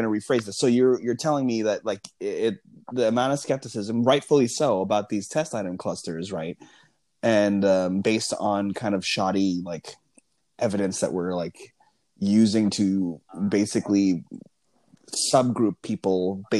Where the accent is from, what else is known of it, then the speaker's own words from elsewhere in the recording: Los Angeles, California, United States; also born or lived in San Marcos, California; now in Oakland, United States; I'm from Los Angeles, California